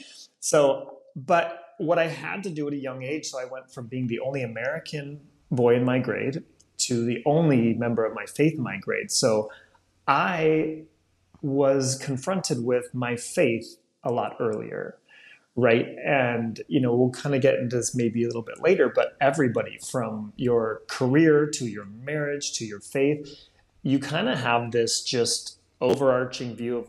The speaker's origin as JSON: {"language": "English", "town": "Rome", "region": "Lazio", "country": "Italy", "tie": "born or raised there", "said": "But if you're a Jewish person growing up in Rome, that's a very different experience, right? All of a sudden, that's changed. So when I was 10, I went from the majority of everyone I knew either being of the same faith or at least understanding it"}